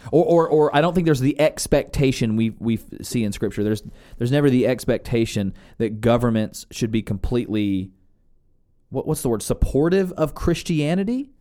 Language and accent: English; United States; born and raised in the United States